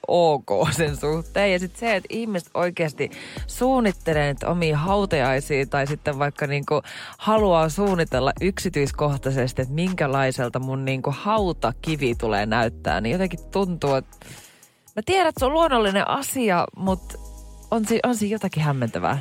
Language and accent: Finnish; Jyväskylä, Central Finland, Finland; kun mä oon Jyväskylästä